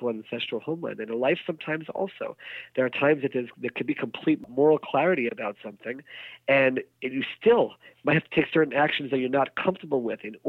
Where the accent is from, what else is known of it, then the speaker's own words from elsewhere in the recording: United States; growing up in the United States